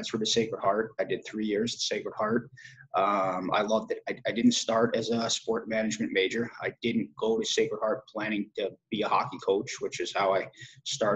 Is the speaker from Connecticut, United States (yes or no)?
yes; Madison, Connecticut, United States; also born or lived in Branford, Connecticut; I grew up in Madison, Connecticut.